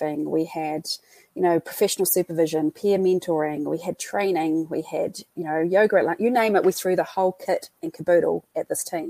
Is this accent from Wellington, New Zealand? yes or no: no; Christchurch, Canterbury, New Zealand; accent: New Zealand; So just over 10 years ago, that's my hometown.